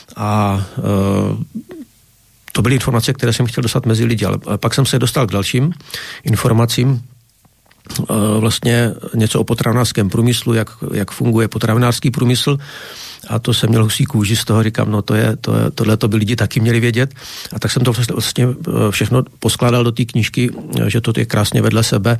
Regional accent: Bohemia, Czechia; jsem z Čech, to poznáte podle řeči.

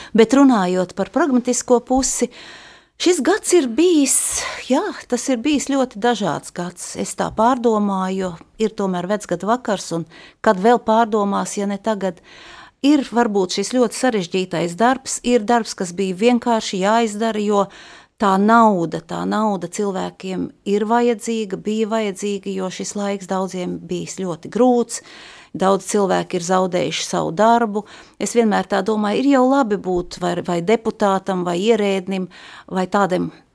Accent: Jelgava, Zemgale, Latvia; also born or lived in Brussels, Belgium; now in Riga, Latvia; Es esmu dzimusi Jelgavā

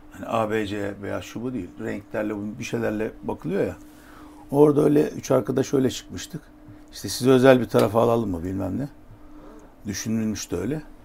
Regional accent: Adana, Turkey; moved away

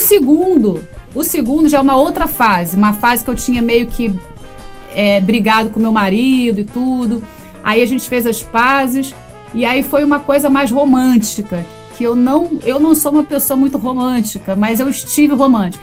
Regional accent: Rio de Janeiro, Brazil; eu sou da Barra da Tijuca, do Rio de Janeiro

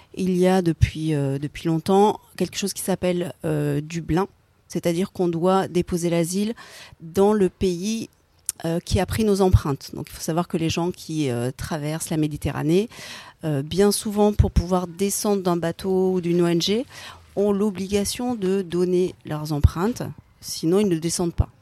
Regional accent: France; nous en tant que Français

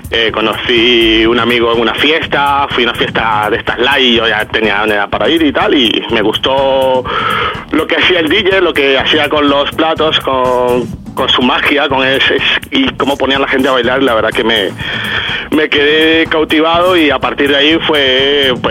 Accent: Venezuela; moved away as an adult; now in Spain; yo vengo de, Latinoamérica, vengo de Venezuela, tengo viviendo en España casi 15 años

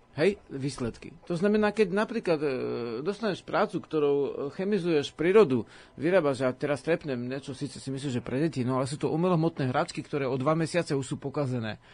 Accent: Slovakia

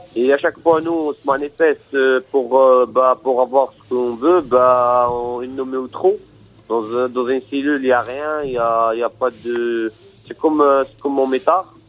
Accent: Morocco; now in France; Moi déjà, suis de nationalité marocaine. Je suis marocain

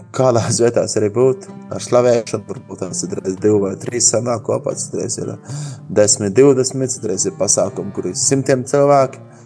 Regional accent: Latvia; esam Latvijā, esam latvieši

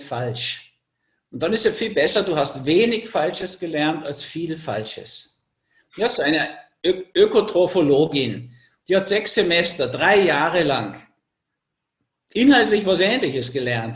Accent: Austria; also born or lived in Switzerland; bei uns in Österreich

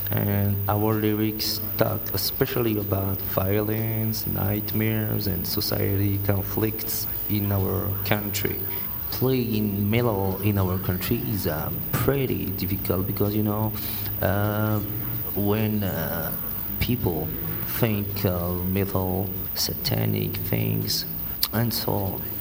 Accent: Madagascar; We're from Madagascar

